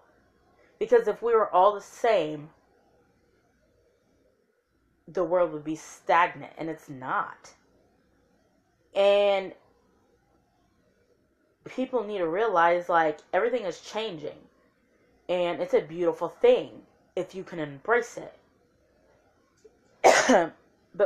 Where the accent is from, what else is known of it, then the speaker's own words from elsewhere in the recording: Lafayette, Indiana, United States; also born or lived in Memphis, Tennessee; At 3 years old, I left there and moved to Lafayette, Indiana.